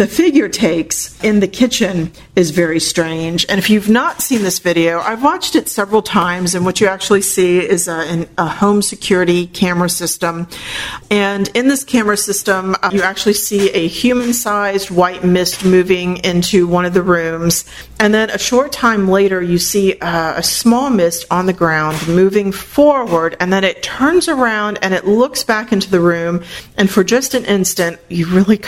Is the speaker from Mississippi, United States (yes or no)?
no; St. Petersburg, Florida, United States; in my hometown of St. Petersburg